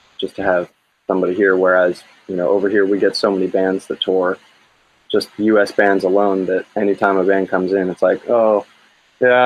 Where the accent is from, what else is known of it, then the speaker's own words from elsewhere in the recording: Pennsylvania, United States; moved away; I grew up in Pennsylvania